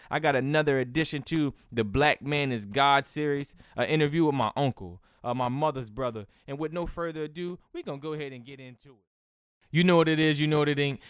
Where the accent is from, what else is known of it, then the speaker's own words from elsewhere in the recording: Cambridge, Maryland, United States; a city where I'm from as well.